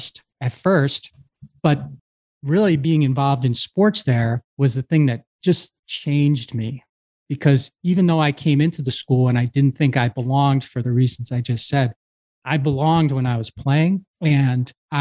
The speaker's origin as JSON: {"language": "English", "town": "Havertown", "region": "Pennsylvania", "country": "United States", "tie": "born or raised there", "said": "I grew up in Havertown, Pennsylvania, which is a small suburb of Philadelphia"}